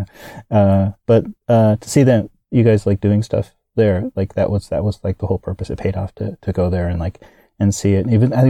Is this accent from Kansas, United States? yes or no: yes; Kansas, United States; also born or lived in Florida; I'm from the States. I was born and raised in the States. I was raised in Kansas, and then my father was military, so we moved around to several places, to Florida